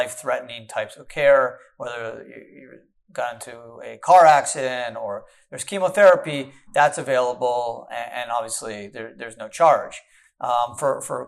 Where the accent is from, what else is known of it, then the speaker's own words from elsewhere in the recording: Canada; now in United States; I was born in Canada